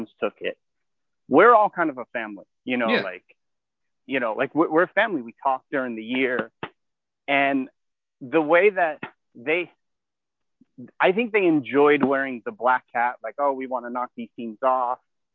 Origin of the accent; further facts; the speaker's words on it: United States; I'm originally from New York, New Jersey